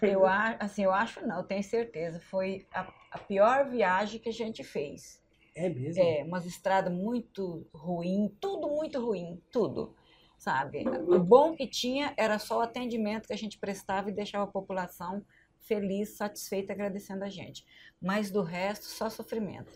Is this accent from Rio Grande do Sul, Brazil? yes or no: no; Santa Helena de Goiás, Goiás, Brazil; now in Barretos, Brazil; Eu sou de Goiás.